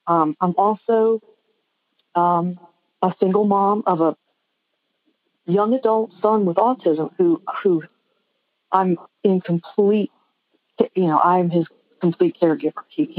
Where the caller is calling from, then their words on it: Blue Moss, Virginia, United States; Oh, from Blue Moss, Virginia.